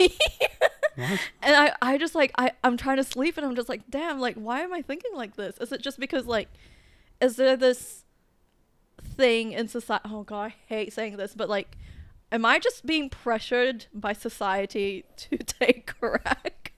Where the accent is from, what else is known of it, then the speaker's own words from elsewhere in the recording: Philippines; moved away; I would go back to the Philippines, like my hometown